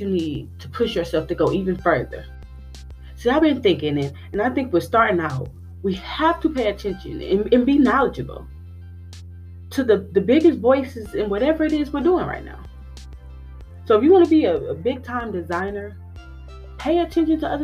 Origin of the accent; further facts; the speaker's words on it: Milwaukee, Wisconsin, United States; growing up in Milwaukee